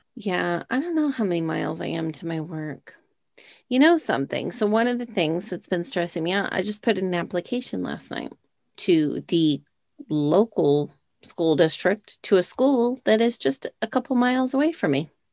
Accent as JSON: {"language": "English", "region": "Texas", "country": "United States", "said": "We're from Texas"}